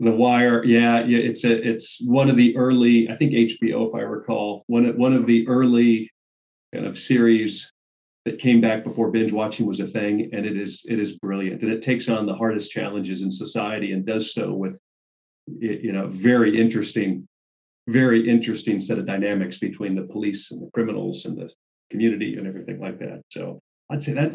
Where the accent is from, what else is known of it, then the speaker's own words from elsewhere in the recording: Southern California, United States; I grew up in Southern California